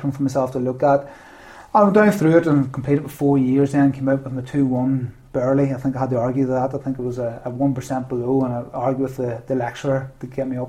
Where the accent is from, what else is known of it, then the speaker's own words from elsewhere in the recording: Ballynahinch, Northern Ireland, United Kingdom; also born or lived in Mourne, Northern Ireland; I grew up in Ballinahinch, Wayne, and went to the Red High in Downpatrick.